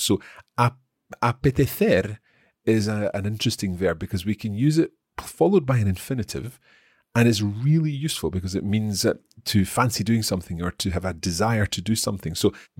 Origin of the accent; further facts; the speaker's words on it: Aragon, Spain; Okay, so given that we're both from Aragón, por lo que ve el norte pareció un planazo.